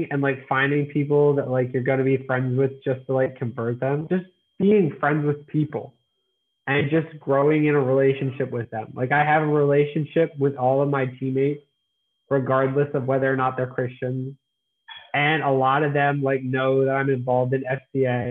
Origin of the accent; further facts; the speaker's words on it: Lancaster, Pennsylvania, United States; also born or lived in Annapolis, Maryland / York, Pennsylvania; I am from Lancaster, Pennsylvania. I go to school at York College of Pennsylvania, so not too far from where I grew up.